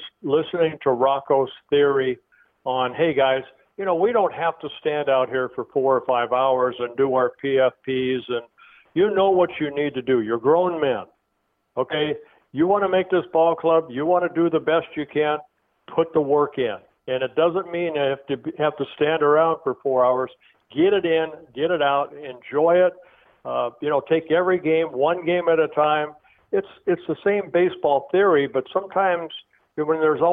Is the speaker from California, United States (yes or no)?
yes; Southern California, United States; I grew up in Southern California.